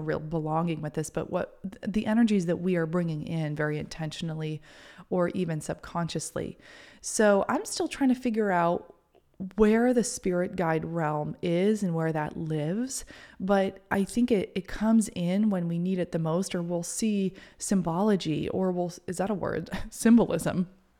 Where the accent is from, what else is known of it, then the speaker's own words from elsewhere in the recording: Maine, United States; the house that I grew up in Maine, was on a battleground site. Like, it's a very old house from like the 1800s.